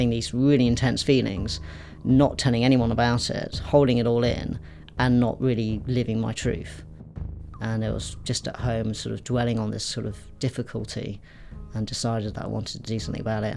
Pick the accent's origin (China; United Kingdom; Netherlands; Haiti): United Kingdom; Berkshire, South East England; I grew up in Berkshire, so it's very home counties